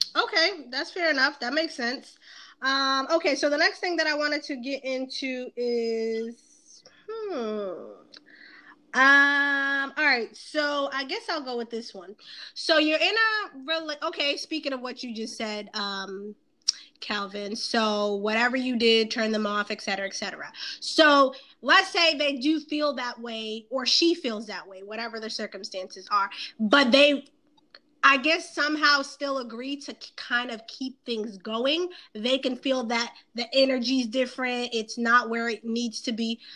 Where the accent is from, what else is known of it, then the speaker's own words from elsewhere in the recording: Boston, Massachusetts, United States; I'm from Boston, East Coast